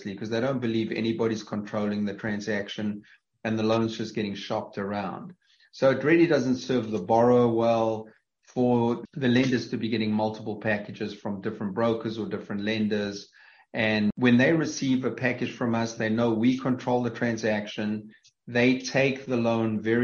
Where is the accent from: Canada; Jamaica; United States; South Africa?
South Africa; accent: South African; moved away; having come from South Africa, and obviously my accent gives that away